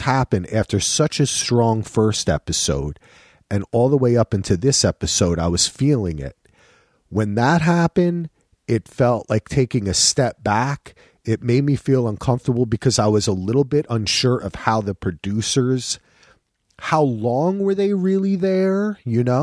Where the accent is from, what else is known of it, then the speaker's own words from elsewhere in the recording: New Jersey, United States; moved away as an adult; also born or lived in North Carolina; I'm from New Jersey